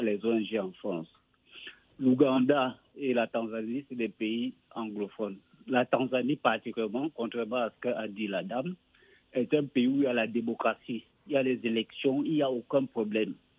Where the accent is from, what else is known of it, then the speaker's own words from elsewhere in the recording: Cameroon; moved away; le Cameroun, mon pays d'origine